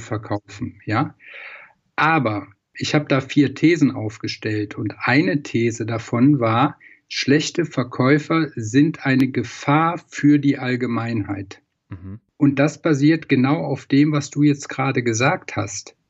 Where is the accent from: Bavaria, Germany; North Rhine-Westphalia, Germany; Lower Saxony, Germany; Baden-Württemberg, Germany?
North Rhine-Westphalia, Germany; Troisdorf; Ich komme aus Troisdorf, das ist im Rheinland, genau zwischen Bonn und Köln